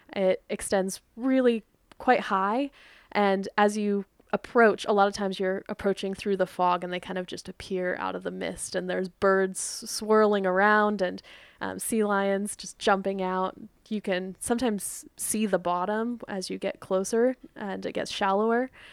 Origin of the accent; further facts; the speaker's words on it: Dana Point, California, United States; So I grew up in Dana Point.